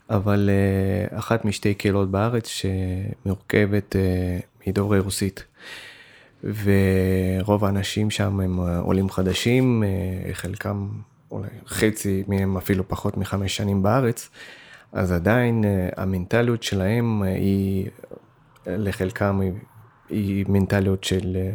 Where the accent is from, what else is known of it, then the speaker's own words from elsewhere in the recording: Russia; now in Israel; אני במקור בא מרוסיה, ויש לי הרבה משפחה וחברים ברוסיה, אבל במקור אה, חלק מהמשפחה שלי מאוקראינה